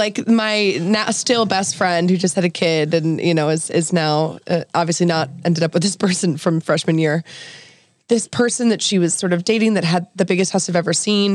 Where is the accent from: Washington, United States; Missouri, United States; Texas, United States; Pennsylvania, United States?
Pennsylvania, United States; outskirts of Philly; also born or lived in New York; I grew up in New York and then moved to outside of Philly